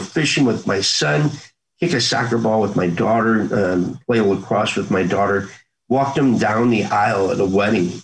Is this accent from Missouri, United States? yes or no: yes; Krakow, Missouri, United States; also born or lived in St. Louis, Missouri; growing up in a small town of Krakow